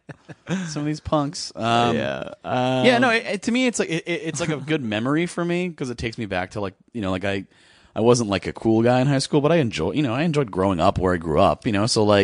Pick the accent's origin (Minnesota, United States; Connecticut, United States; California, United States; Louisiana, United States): Connecticut, United States; Fairfield County; I grew up in Connecticut